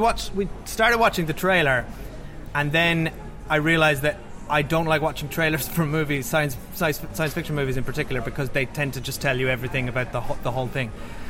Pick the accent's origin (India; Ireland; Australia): Ireland; Cork, Munster; we're both Irish from the same place in Cork.